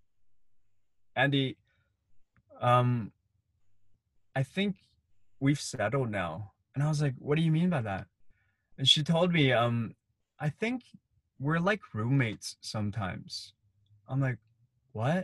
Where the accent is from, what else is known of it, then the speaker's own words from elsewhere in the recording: Hong Kong; as a kid, I grew up in Hong Kong